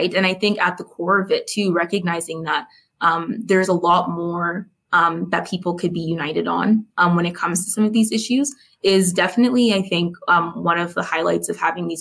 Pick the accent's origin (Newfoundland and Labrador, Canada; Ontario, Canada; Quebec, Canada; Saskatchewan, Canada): Saskatchewan, Canada; born and raised in Saskatchewan